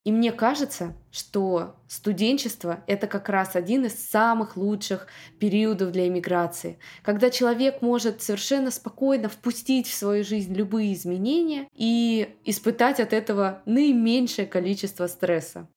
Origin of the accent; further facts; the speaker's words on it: Moscow, Russia; moved away as an adult; also born or lived in Saint Petersburg; now in Miami, United States; Я выросла в Москве